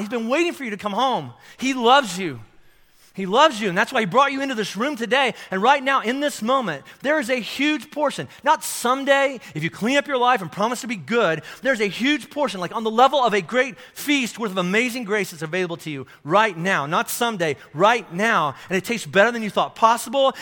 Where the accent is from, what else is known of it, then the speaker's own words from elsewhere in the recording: Kentucky, United States; I'm from Kentucky. This is how we say it in Kentucky